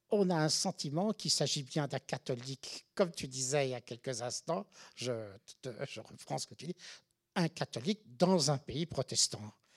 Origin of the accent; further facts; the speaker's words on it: France; moved away as an adult; now in New York, United States; en tant que Français, quand je suis arrivé, tu sais, fin des années 70